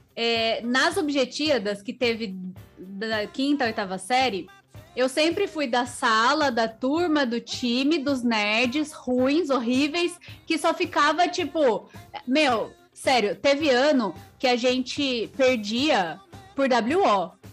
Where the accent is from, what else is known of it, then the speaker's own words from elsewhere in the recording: Sorocaba, São Paulo, Brazil; eu sou de Sorocaba